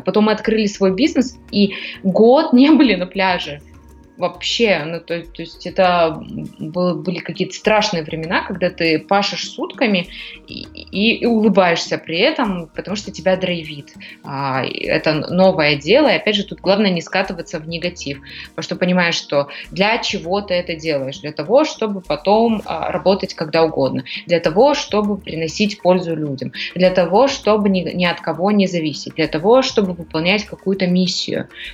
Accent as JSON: {"language": "Russian", "town": "Almaty", "country": "Kazakhstan", "moved": "as an adult", "lives_now": "Greece", "said": "я из Казахстана, меня почти вся Алматы знала"}